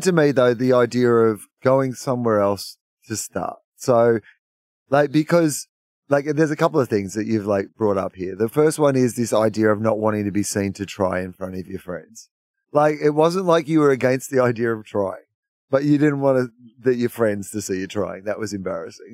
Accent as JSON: {"language": "English", "country": "Australia", "said": "as an Australian"}